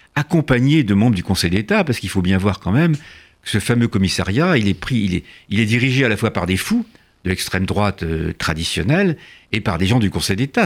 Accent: France; also born or lived in Sénac, near Tarbes (hidden as a child); je suis français de déclaration

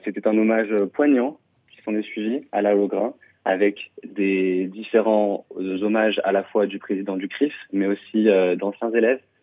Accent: Toulouse, Occitania, France; en tant que Toulousain

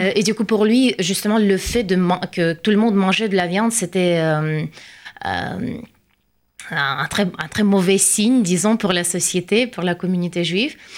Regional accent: Saint Petersburg, Russia; French is a second language; moved away as an adult; now in Paris, France; Je viens de Saint-Pétersbourg et je viens de déménager en France, à Paris

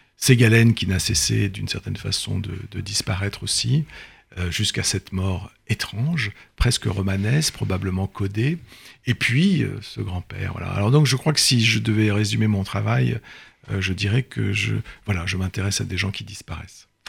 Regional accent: Brittany, France; Je suis breton, c'est une famille bretonne

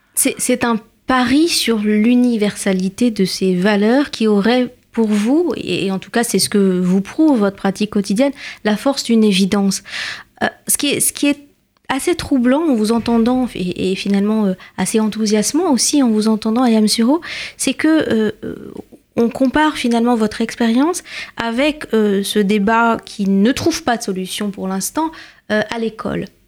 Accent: France; en tant que Français

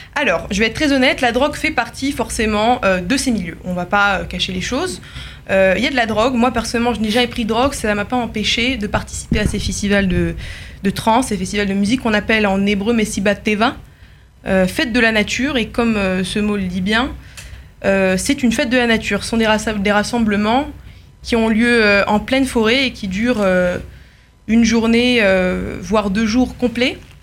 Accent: France; now in Paris, France; comme la majorité des jeunes juifs français

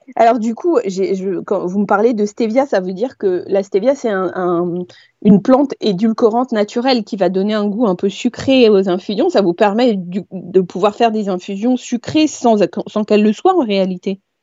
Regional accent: Paris, Île-de-France, France; quand on est parisien

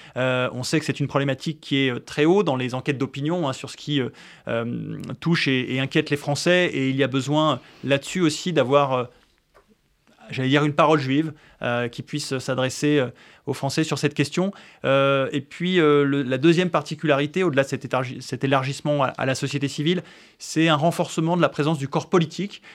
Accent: France; en tant que Français juifs

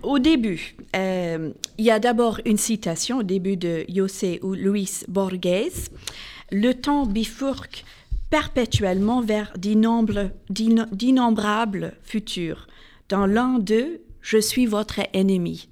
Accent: Northern Ireland, United Kingdom; moved away; j'ai grandi en Irlande du Nord

